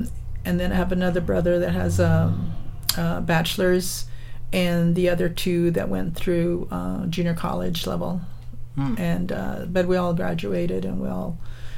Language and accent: English; Salinas, California, United States; I was born in Salinas. And as you know, it's like 50 miles south of San Jose here. And but my my grandparents and my parents were migrant workers up until I was about I would say about 10 or 11 years old